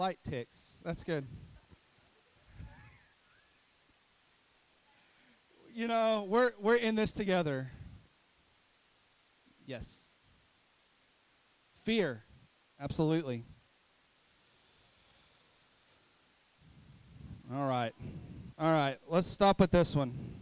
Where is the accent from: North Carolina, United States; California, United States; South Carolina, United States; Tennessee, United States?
Tennessee, United States; Mountain City; I'm from Mountain City